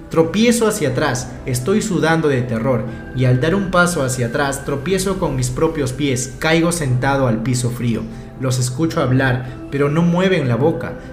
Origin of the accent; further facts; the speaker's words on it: Mexico City, Mexico; Soy un seguidor nuevo, soy de la Ciudad de México y me enteré de su canal